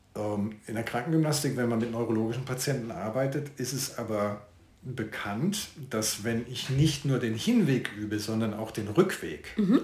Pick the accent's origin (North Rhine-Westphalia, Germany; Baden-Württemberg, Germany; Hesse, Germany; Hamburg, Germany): Baden-Württemberg, Germany; Karlsruhe; now in Siegburg, Germany; geboren bin ich in Karlsruhe, wohne aber jetzt in Siegburg, das ist südlich von Köln